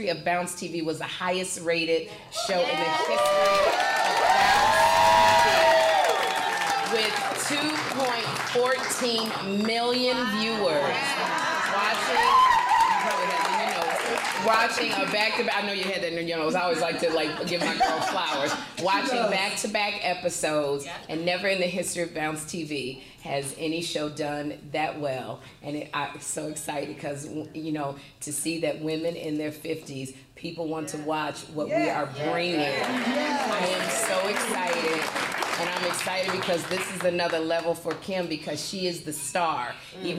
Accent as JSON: {"language": "English", "town": "Chicago", "region": "Illinois", "country": "United States", "tie": "born or raised there", "said": "We come from Chicago"}